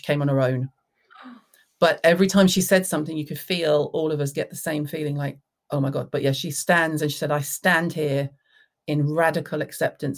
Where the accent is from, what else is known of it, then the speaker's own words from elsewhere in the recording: the South, United States; moved away; I was raised in the South.